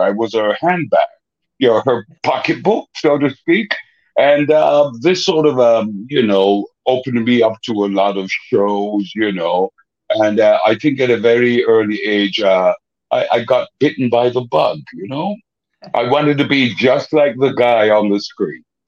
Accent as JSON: {"language": "English", "town": "Kingston", "country": "Jamaica", "tie": "born or raised there", "said": "I grew up in a very depressed area, mm. the ghetto, as they call it. I'm from Kingston, Jamaica"}